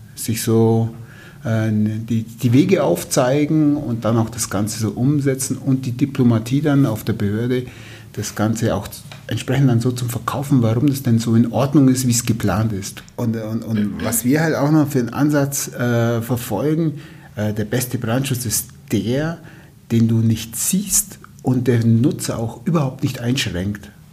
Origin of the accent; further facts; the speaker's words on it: Allgäu, Bavaria, Germany; also born or lived in Würzburg; bei uns im Allgäu